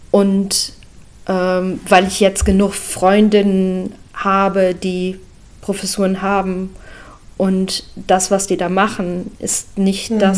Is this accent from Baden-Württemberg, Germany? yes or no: no; Lower Saxony, Germany; Also ich komme aus dem Emsland, also auch